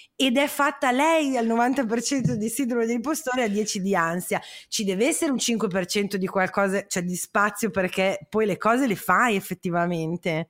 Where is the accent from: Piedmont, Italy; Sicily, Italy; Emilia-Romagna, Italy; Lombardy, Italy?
Emilia-Romagna, Italy; Parma; io sono di Parma